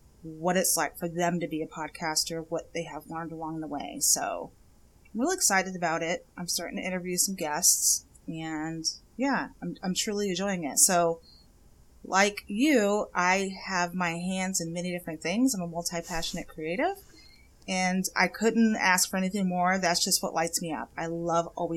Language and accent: English; Texas, United States; moved away as an adult; now in Buffalo, United States; I'm actually from Texas, born and raised in Texas